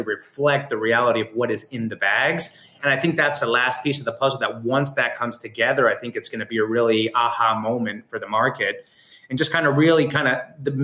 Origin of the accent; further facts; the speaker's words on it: Argentina; also born or lived in New York; now in California, United States; I grew up in Argentina